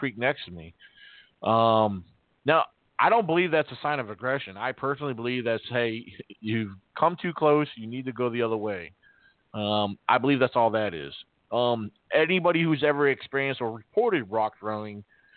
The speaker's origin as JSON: {"language": "English", "region": "Virginia", "country": "United States", "tie": "born or raised there", "also_born_or_lived": "Massachusetts", "said": "I'm from Massachusetts, but I grew up here in Virginia"}